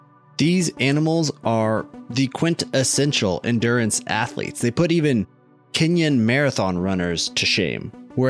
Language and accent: English; Canada; I am Canadian and I only think in kilometers per hour.